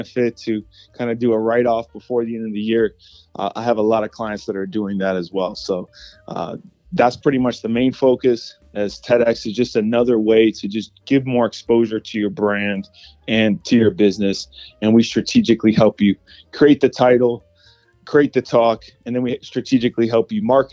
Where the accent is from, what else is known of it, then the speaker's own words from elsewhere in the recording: Cleveland, Ohio, United States; now in Tampa, United States; I'm from Cleveland, Ohio